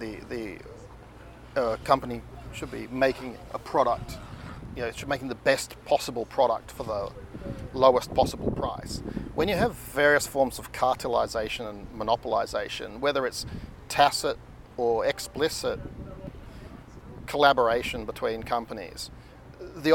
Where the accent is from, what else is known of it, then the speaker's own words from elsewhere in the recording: Tasmania, Australia; moved away; also born or lived in California; growing up in Australia